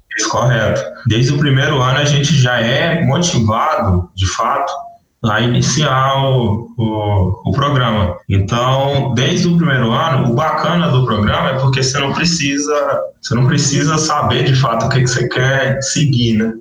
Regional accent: north of Minas Gerais, Brazil; moved away as an adult; also born or lived in Janaúba, Minas Gerais / Mamonas, Minas Gerais / Salinas, Minas Gerais / Montes Claros, Minas Gerais; now in Mato Grosso do Sul, Brazil; eu fui criado no norte de Minas

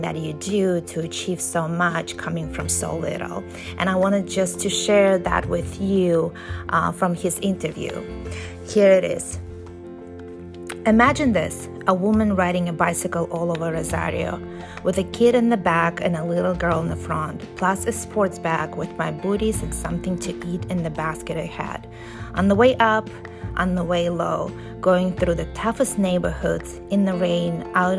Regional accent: United States; also born or lived in Russia; growing up in Russia and then America, mostly America

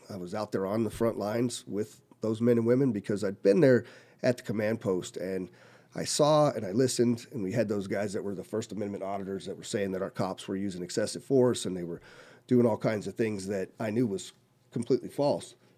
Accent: Colorado, United States; moved away as an adult; also born or lived in California / Korea; now in Las Vegas, United States; I grew up in Colorado, born in California.

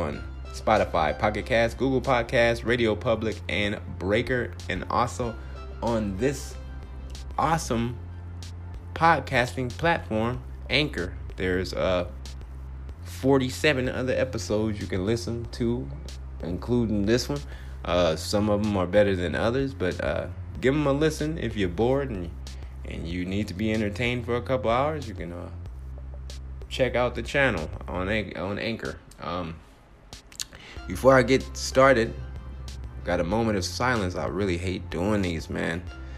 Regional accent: Compton, California, United States; now in Phoenix, United States; Compton, my hometown

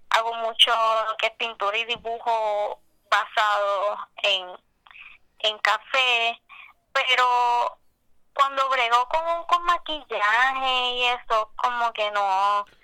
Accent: Cabo Rojo, Puerto Rico; este, de Cabo Rojo.

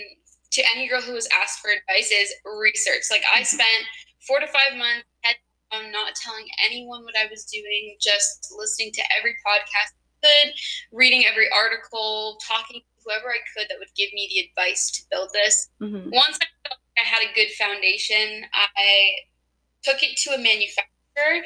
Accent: Toronto, Ontario, Canada; I'm 20 years old now and I'm from Toronto

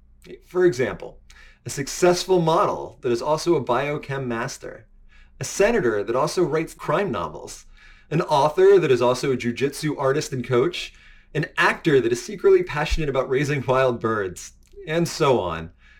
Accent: United States; moved away as an adult; also born or lived in New York City; I was born and raised just outside of Washington, D.C.

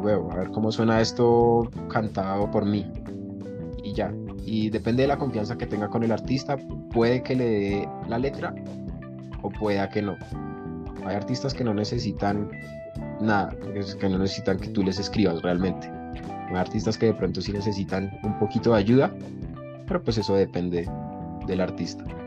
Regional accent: Bogotá, Bogotá Capital District, Colombia; En Bogotá, siempre, siempre he vivido en Bogotá.

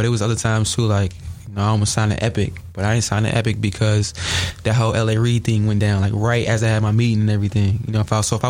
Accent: Bolingbrook, Illinois, United States; also born or lived in Chicago; I love Bolingbrook. That's my hometown and everything, but it's not too much opportunity out there. So I went to Chi.

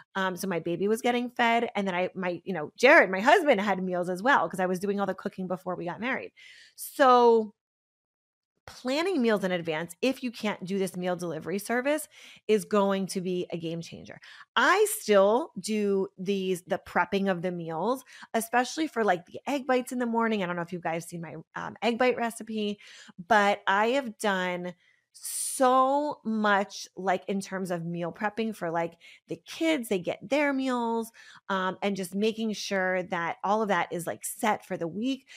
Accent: Pennsylvania, United States; I'm from Pennsylvania, so we had these, like, milkmen

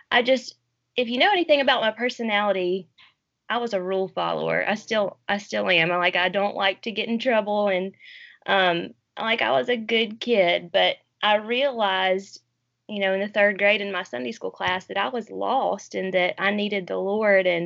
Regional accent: New Orleans, Louisiana, United States; born there; I was born in New Orleans while my parents were in seminary.

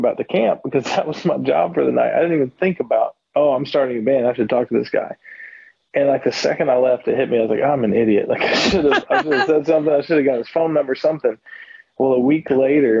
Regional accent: Florida, United States; accent: hillbilly; moved away as an adult; now in Baltimore, United States; I'm originally from Florida, and my dad, I was raised by an Alabama man. So I grew up in Florida

